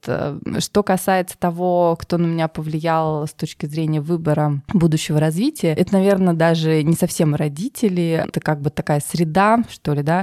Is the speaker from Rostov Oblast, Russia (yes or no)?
no; Tver, Tver Oblast, Russia; moved away as an adult; also born or lived in Moscow; Я родилась в России, в городе Твери